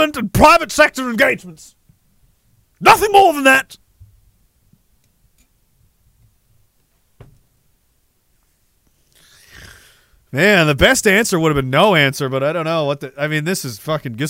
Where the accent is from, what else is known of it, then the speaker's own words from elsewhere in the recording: Canada; as a Canadian